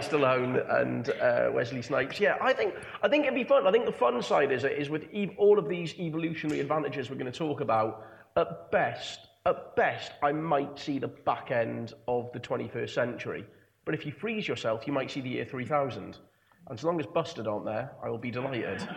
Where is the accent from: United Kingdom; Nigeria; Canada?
United Kingdom; England; speaking as an Englishman